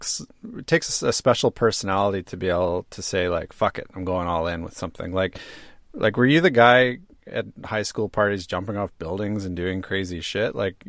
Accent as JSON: {"language": "English", "country": "Canada", "moved": "yes", "lives_now": "Sweden", "said": "I am a Canadian guy with Icelandic and Indian descendancy."}